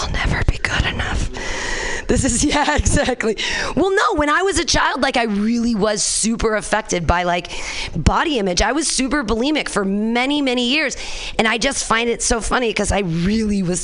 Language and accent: English; Danville, California, United States; I grew up in Danville here with the San Ramon Valley.